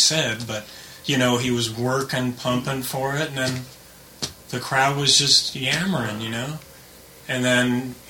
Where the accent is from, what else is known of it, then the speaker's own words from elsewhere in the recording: Palos Verdes, California, United States; I'm from Palos Verdes